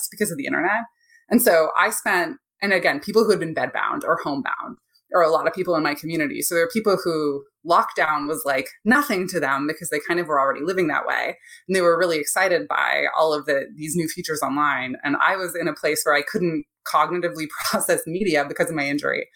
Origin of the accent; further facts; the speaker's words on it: Ontario, Canada; now in United States; I'm from Canada originally, from Ontario